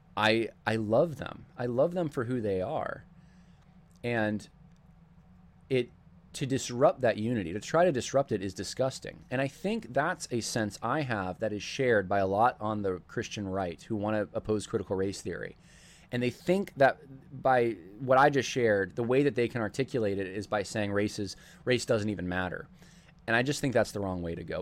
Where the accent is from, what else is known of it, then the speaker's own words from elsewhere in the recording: United States; From, from the United States